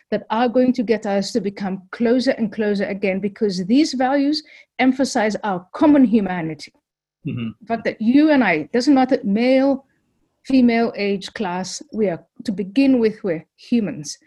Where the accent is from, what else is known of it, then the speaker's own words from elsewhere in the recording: Somalia; now in United States; I come from Somalia